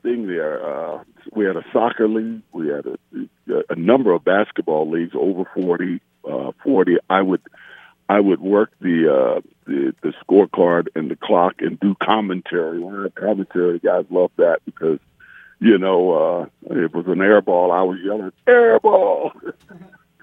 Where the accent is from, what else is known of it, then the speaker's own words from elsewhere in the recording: San Francisco, California, United States; I didn't grow up in Brentwood. I grew up in San Francisco in a couple of pretty rough neighborhoods